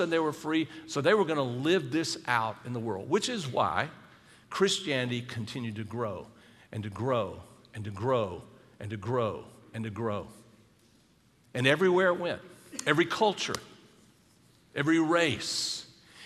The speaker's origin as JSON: {"language": "English", "region": "South Carolina", "country": "United States", "said": "Charleston's in South Carolina, that's my home state"}